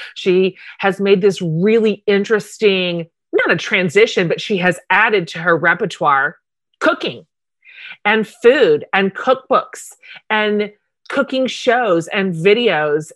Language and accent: English; Wichita, Kansas, United States; you and I are both Kansas girls. I grew up in Wichita.